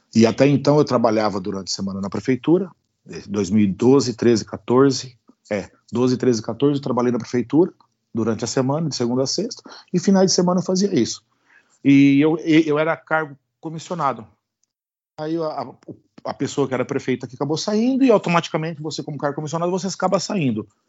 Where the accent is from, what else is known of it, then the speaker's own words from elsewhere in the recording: Itápolis, São Paulo, Brazil; Tudo aqui em casa, tudo aqui em Itápolis, aqui que é bem interiorzão aí na, na, de São Paulo